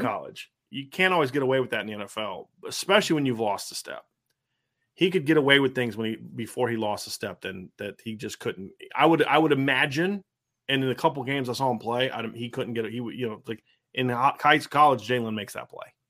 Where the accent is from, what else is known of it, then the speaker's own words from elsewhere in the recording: Lima, Ohio, United States; my family ate a lot in Lima when I was a kid in the eighties.